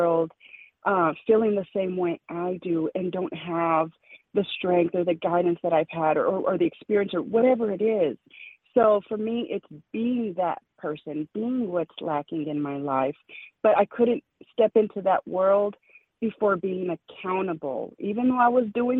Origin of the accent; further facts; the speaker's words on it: El Paso, Texas, United States; moved away; also born or lived in Kansas; I'm from El Paso, Texas, my family, you know, right across from Chihuahua, Mexico, or Juarez.